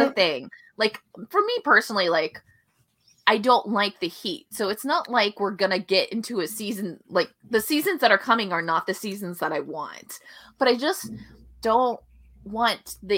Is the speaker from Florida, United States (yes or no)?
yes; Florida, United States; moved away; I'm from Florida